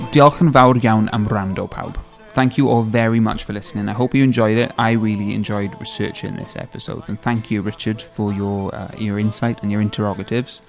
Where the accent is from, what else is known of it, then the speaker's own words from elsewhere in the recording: Swansea, Wales, United Kingdom; I've been patriotically Welsh all my life without speaking the language, as have all my friends and siblings that I grew up with in Swansea